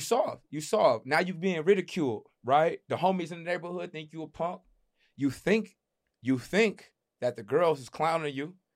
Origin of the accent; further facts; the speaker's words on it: United States; as black men growing up in America